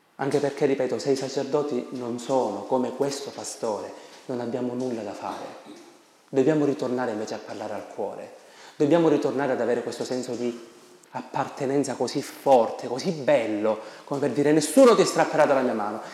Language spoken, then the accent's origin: Italian; Sicily, Italy; Da noi, nelle mie parti in Sicilia